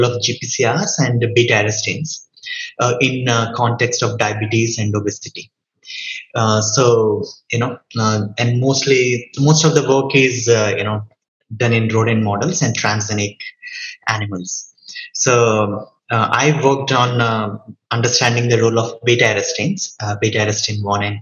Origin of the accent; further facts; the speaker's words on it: India; moved away as an adult; also born or lived in Canada; now in United States; I'm from India, then I was in Canada and then moved to US